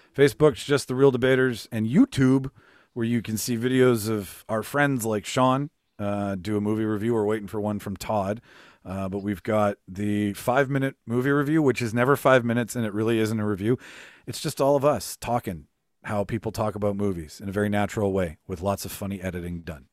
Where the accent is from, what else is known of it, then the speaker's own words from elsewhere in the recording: Canada; we're from Canada, so we dance we dance with our with our Canadian family